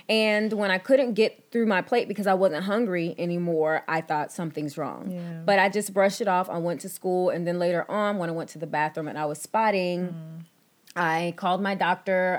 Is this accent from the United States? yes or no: yes; Texas, United States; I was born and raised in Texas